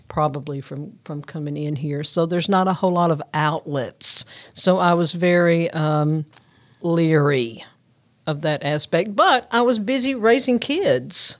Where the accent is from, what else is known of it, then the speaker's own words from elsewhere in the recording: Union City, Tennessee, United States; I am from Union City